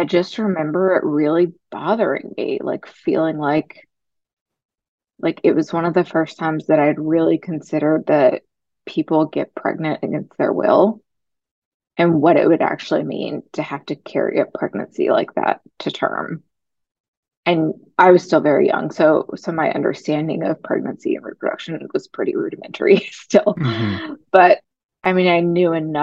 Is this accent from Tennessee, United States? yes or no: yes; rural West Tennessee, United States; I grew up in a small town in rural West Tennessee here in the Bible Belt